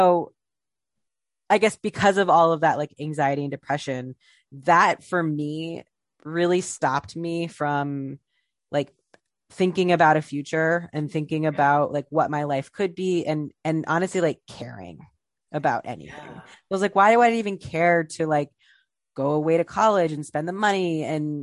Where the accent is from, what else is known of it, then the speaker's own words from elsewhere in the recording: Ohio, United States; now in New York City, United States; I'm from Ohio